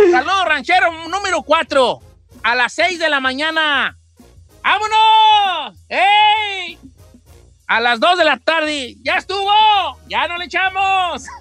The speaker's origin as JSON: {"language": "Spanish", "country": "Mexico", "said": "no, porque pues muy mexicano, soy mexicano."}